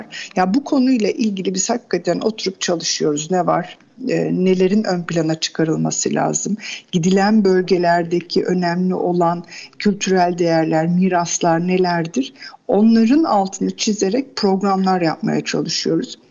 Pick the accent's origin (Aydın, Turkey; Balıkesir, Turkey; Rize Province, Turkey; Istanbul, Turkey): Aydın, Turkey; Kuşadası; Ben Kuşadası doğumluyum.